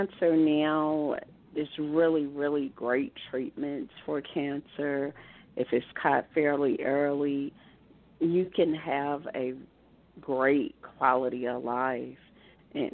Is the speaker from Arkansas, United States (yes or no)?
yes; Osceola, Arkansas, United States; moved away as an adult; I was born and raised in Osceola, Arkansas, and lived all my childhood in Arkansas, and after college moved away. But right now I am living in Arkansas.